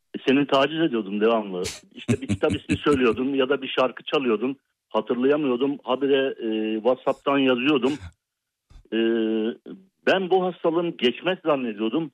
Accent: Fethiye, Muğla, Turkey; ben doğma büyüme buralıyım

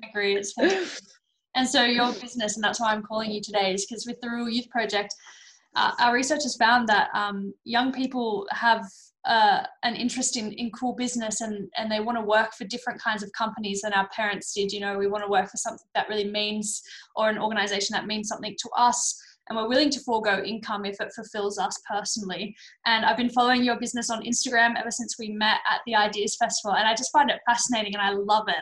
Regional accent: Australia; I'm an Australian

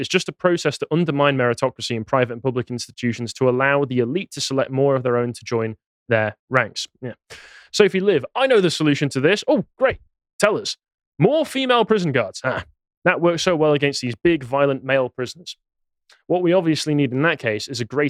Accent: Crewe, North West England, United Kingdom; moved away; my hometown, Crewe

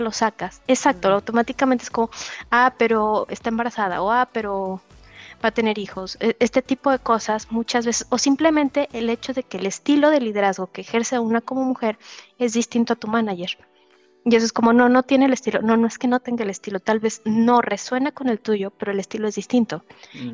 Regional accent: Mexico; moved away as an adult; now in Germany; Yo soy mexicana

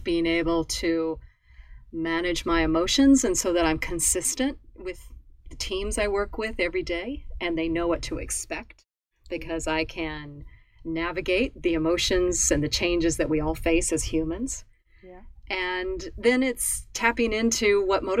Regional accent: Nebraska, United States; moved away as an adult; I'm a native Nebraskan. I'm a native of the United States, Midwest of the United States. I grew up in farm country

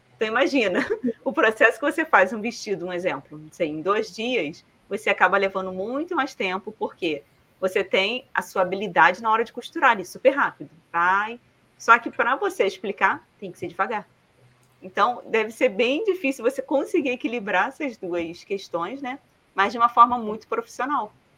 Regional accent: Rio de Janeiro, Brazil; accent: carioca; moved away; also born or lived in Paraná; Eu vim também do Rio de Janeiro, morava numa comunidade do Rio

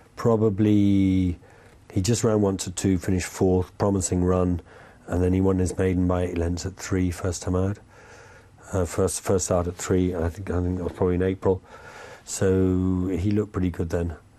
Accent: England, United Kingdom; now in France; being English in France.

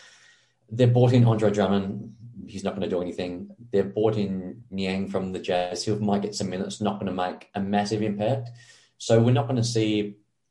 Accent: Australia; we're both from Australia

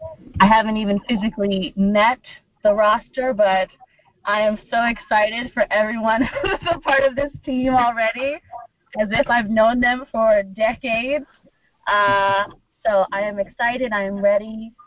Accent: Newport News, Virginia, United States; also born or lived in Panama City, Panama; I am originally from Panama City, Panama. My Spanish is not amazing, but it'll get me by. but I grew up in Newport News, Virginia as an Army brat.

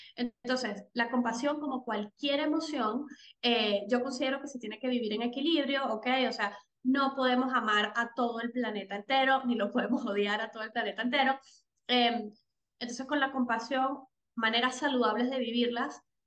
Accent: Venezuela; soy venezolana

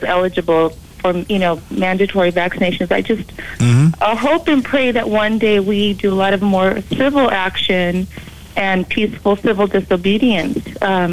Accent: California, United States; moved away as an adult; now in Dallas, United States; I'm from California, and I'm a veteran teacher, high school teacher

